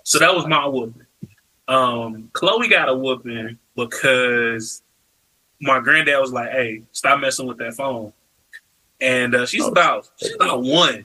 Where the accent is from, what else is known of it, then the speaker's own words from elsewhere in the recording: Chicago, Illinois, United States; growing up in Chicago for me, um, with this side of my family, is something that, you know, I really cherish